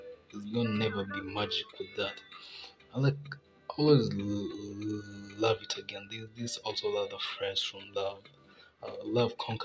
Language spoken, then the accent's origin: English; Kenya; I'm Kenyan, like, I'm very real Kenyan